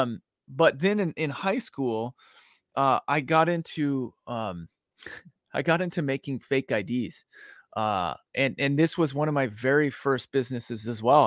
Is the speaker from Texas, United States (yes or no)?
no; Boise, Idaho, United States; now in Dallas, United States; I grew up in Boise